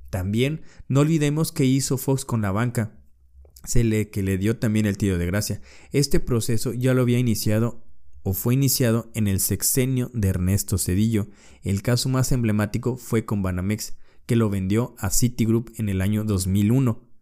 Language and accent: Spanish; Mexico; Entonces, nosotros como personas y nosotros como mexicanos, abramos los ojos de lo que está pasando.